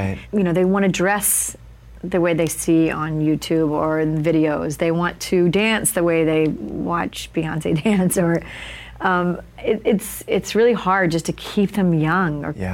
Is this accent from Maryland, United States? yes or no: no; Alabama, United States; accent: Southern; I was going to speech classes to get rid of my Southern accent because I'm from Alabama.